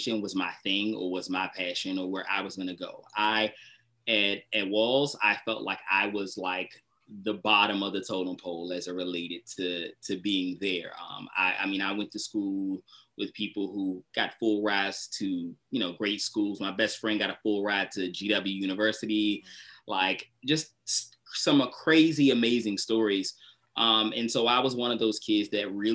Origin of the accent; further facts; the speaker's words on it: United States; I'm from, born and raised in Southeast